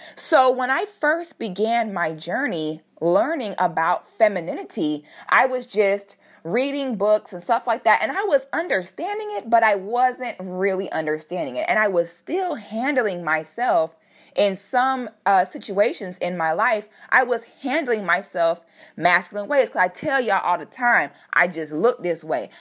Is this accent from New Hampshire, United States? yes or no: no; Orlando, Florida, United States; also born or lived in Philadelphia, Pennsylvania; We moved to Florida when I was about eight or nine years old, and I've been here ever since